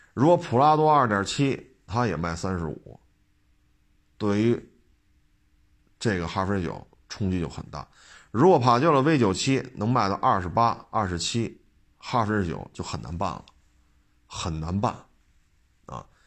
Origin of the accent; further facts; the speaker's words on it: Beijing, China; 我生在北京，长在北京